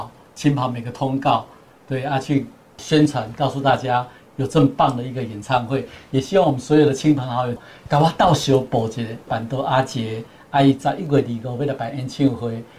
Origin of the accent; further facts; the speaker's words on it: Kaohsiung, Taiwan; 那当天就是人山人海，都是我们高雄，因为火车站是我们高雄人很多很多人的一个记忆。